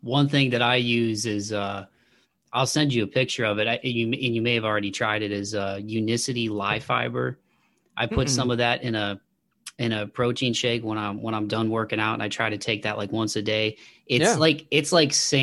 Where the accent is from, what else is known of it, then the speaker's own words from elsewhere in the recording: Toledo, Ohio, United States; I'm from Toledo, so I grew up about an hour south of Detroit